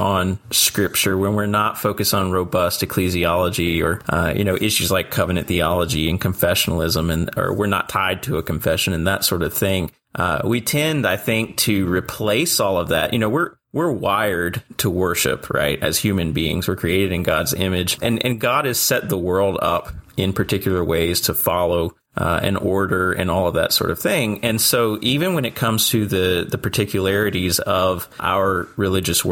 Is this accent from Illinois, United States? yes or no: no; near Liberty University, Virginia, United States; I grew up with as a young believer growing up near Liberty University